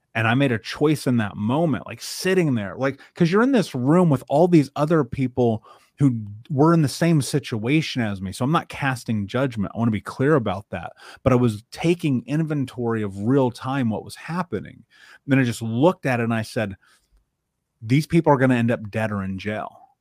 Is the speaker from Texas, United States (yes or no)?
no; Indianapolis, Indiana, United States; I grew up in Indianapolis, in Indiana, in the middle of America